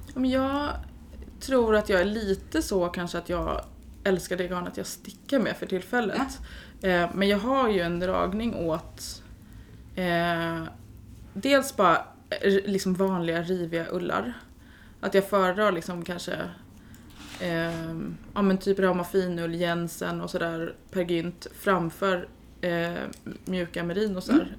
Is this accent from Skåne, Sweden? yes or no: no; Stockholm, Stockholm County, Sweden; moved away as an adult; now in Jönköping, Sweden; jag är ju från Stockholm